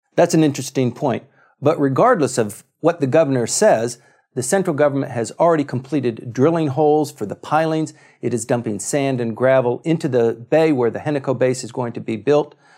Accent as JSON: {"language": "English", "region": "Okinawa", "country": "Japan", "tie": "born or raised there", "said": "I grew up in Okinawa"}